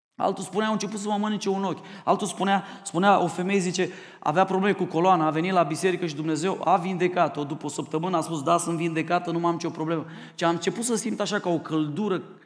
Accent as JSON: {"language": "Romanian", "country": "Romania"}